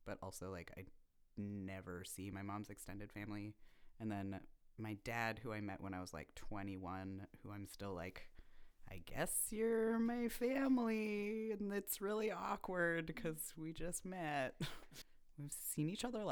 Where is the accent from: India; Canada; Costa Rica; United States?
Canada; Vancouver, British Columbia; also born or lived in Toronto; now in Montreal, Canada; I was born in Toronto and grew up in Vancouver, and then I've been in Montreal